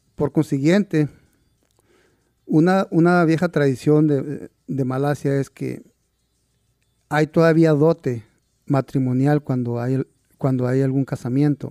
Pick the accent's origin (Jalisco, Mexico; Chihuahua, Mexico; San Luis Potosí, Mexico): Chihuahua, Mexico; San Diego de Alcalá; now in Seattle, United States; Yo nací en un pequeño pueblo que se llama San Diego de Alcalá. Es en el municipio de Aldama, Chihuahua.